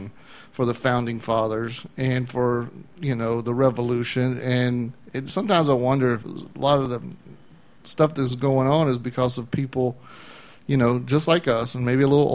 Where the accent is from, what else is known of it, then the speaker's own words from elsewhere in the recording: Atlanta, Georgia, United States; I grew up in the Atlanta, Georgia area